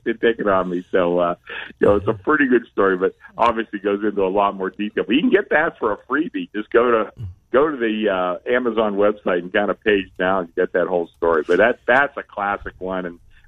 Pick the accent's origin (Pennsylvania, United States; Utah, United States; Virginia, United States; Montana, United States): Pennsylvania, United States; Pittsburgh; now in Las Vegas, United States; I'm from Pittsburgh